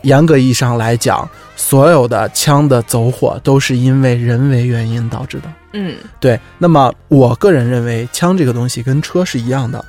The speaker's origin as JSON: {"language": "Chinese", "country": "China", "said": "我们中国人"}